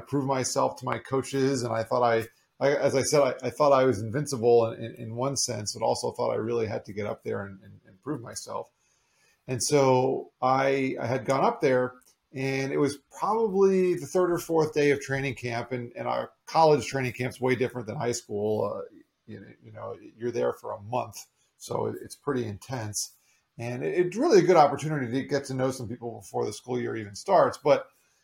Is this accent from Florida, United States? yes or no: yes; South Florida, United States; also born or lived in New York / Long Island, New York; I grew up mostly in South Florida. I was actually born up there in New York, but moved to Florida when I was just 3 years old.